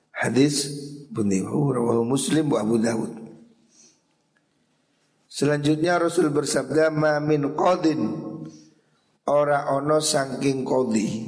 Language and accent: Indonesian; Java, Indonesia; Makanya kita orang Jawa ini biasa kirim tungo